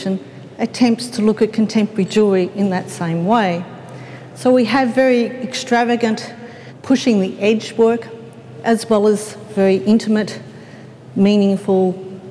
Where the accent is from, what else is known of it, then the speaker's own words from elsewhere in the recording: Melbourne, Victoria, Australia; I come from Melbourne